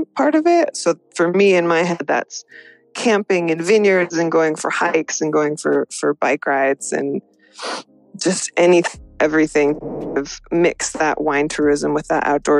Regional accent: Washington, United States; also born or lived in Northern Spain; I'm from Washington State and I live in Seattle right now.

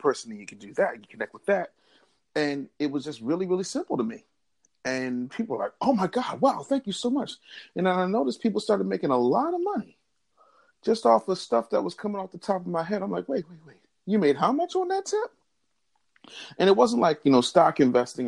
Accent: Philadelphia, Pennsylvania, United States; I came from Philadelphia, where I still live and reside

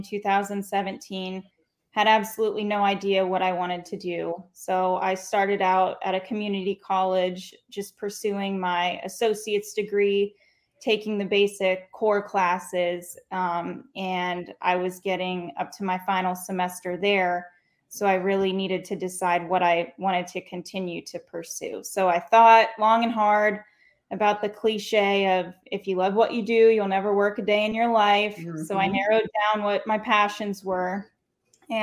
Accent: Clearwater, Florida, United States; now in Daytona Beach, United States; I was born and raised in Clearwater, Florida

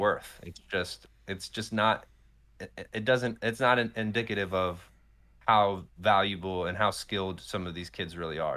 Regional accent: Morrisville, Pennsylvania, United States; born or raised there; moved away; also born or lived in Atlanta, Georgia

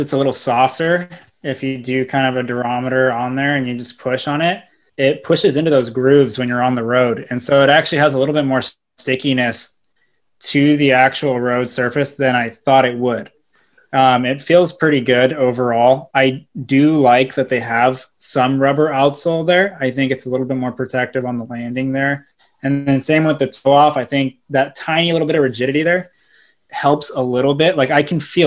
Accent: Southern California, United States; being from Southern California

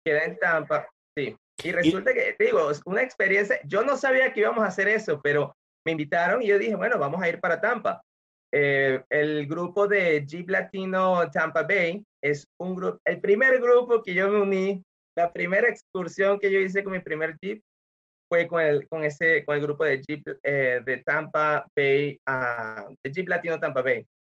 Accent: Venezuela; moved away as an adult; also born or lived in Nebraska, United States; now in Florida, United States; yo soy venezolano, vine a los Estados Unidos hace unos 16 años

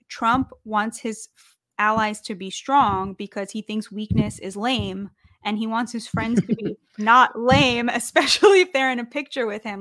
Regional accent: United States; I say that as a Jewish American, like, I'm an American

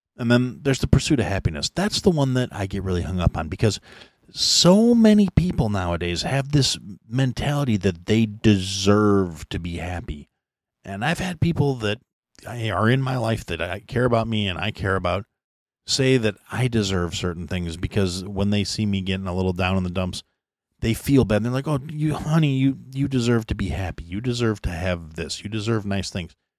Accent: United States; an American who was born in the United States and raised under that concept

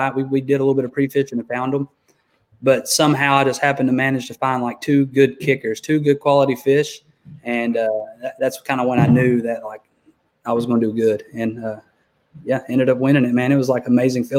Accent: Knoxville, Tennessee, United States; I'm from Knoxville, Tennessee here

